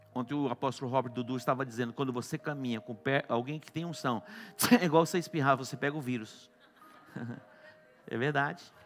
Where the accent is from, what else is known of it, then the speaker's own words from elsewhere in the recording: Douradina, Brazil; moved away; Douradina, minha cidade natal